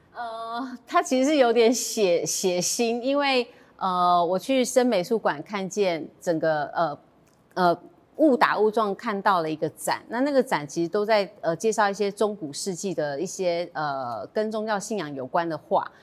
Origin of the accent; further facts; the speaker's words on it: Taiwan; 我来自台湾